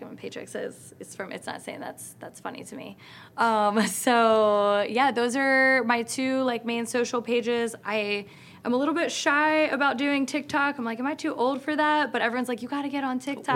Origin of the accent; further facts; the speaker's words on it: Philadelphia, Pennsylvania, United States; Philadelphia because it's my hometown.